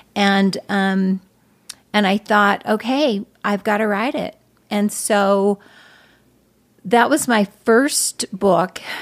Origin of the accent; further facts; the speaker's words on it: Arcadia, Utah, United States; I was born and raised in, uh, northeastern Utah.